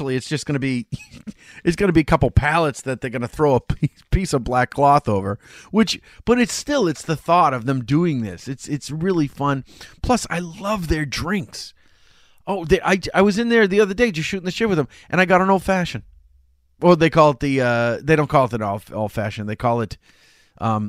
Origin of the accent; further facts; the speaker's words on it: Chelsea, Massachusetts, United States; when I grew up in Chelsea